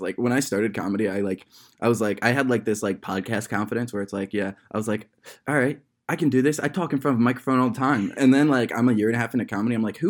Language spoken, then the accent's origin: English; Akron, Ohio, United States; in my years of growing up in Akron, Ohio